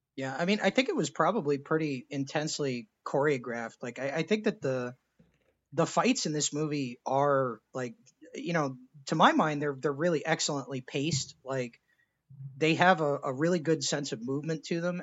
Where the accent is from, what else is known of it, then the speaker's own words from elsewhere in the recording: Texas, United States; I was born in Texas